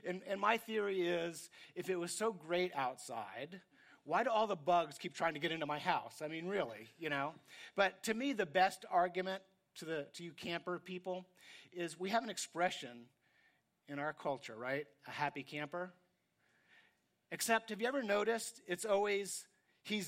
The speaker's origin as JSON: {"language": "English", "region": "New York", "country": "United States", "tie": "born or raised there", "said": "I grew up in New York, and we're kind of cynical there."}